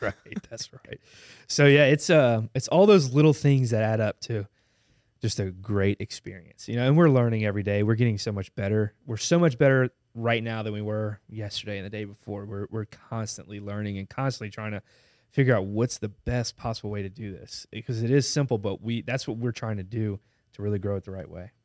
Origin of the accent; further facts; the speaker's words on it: Baton Rouge, Louisiana, United States; I love Baton Rouge growing, growing up here